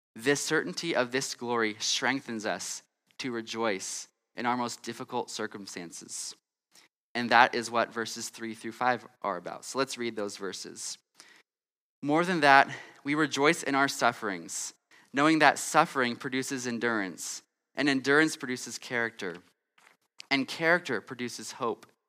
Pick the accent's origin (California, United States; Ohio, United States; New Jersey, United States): California, United States; moved away; I'm from California and I grew up in California